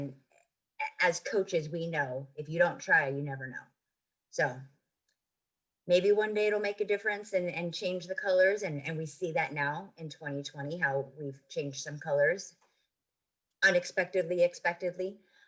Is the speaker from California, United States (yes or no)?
yes; California, United States; being a Californian